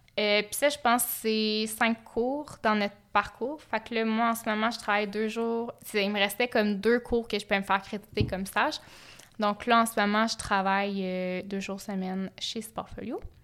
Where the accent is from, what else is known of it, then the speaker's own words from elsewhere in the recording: Sherbrooke, Quebec, Canada; je viens de Sherbrooke